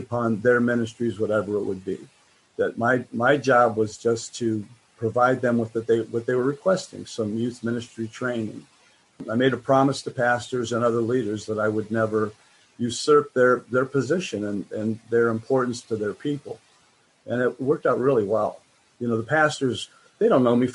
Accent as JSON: {"language": "English", "country": "United States", "said": "I'm American"}